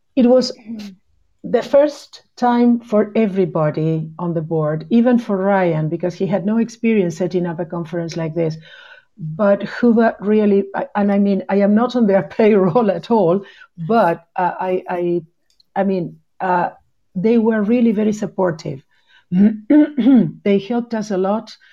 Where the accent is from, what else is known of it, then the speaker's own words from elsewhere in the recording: Punta Alta, Buenos Aires Province, Argentina; English is a second language; also born or lived in Bahia Blanca; I am originally from a city in the south of the province of Buenos Aires called Punta Alta